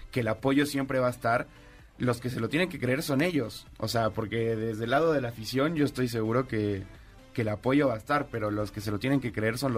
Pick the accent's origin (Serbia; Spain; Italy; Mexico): Mexico; accent: Mexican; Yo tengo el acento mexicano más marcado, pero voy a apoyar a Argentina en el amo a México, que no se confunda, o sea, es mi casa.